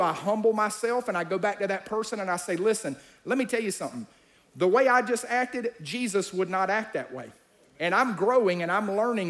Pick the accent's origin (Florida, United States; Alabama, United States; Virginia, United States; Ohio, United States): Alabama, United States; I'm from Alabama